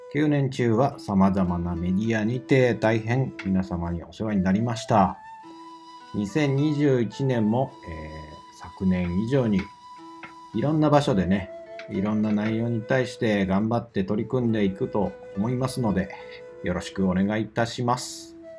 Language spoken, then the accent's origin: Japanese; Osaka, Japan; 地元の大阪の